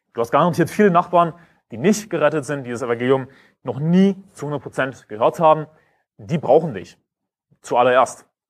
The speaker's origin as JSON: {"language": "German", "country": "Germany", "said": "ich bin Deutscher"}